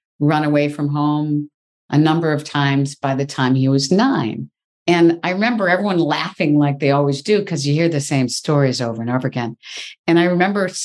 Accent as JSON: {"language": "English", "region": "Michigan", "country": "United States", "tie": "born or raised there", "said": "I grew up in the Midwest. I grew up in Michigan, fifth of six children"}